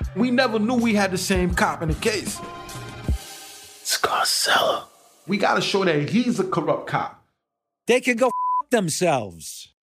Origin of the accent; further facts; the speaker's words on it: New Orleans, Louisiana, United States; We grew up in New Orleans